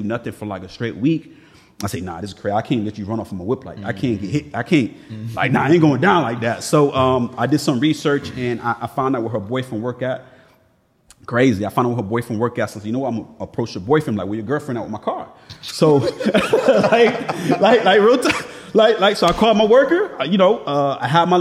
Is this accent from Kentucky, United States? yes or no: no; Miami, Florida, United States; growing up in Miami